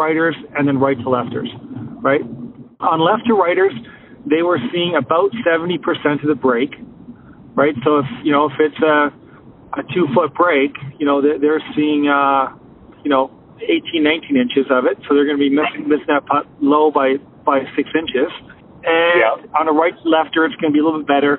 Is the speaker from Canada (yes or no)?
yes; Canada; I'm Canadian